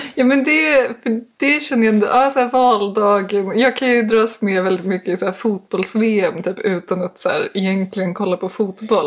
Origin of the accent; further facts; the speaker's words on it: Danderyd, Stockholm County, Sweden; jag är uppvuxen i Danderyd